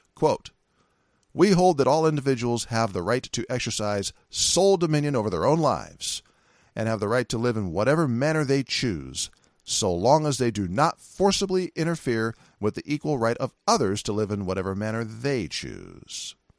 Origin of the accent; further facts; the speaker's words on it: California, United States; California, my home state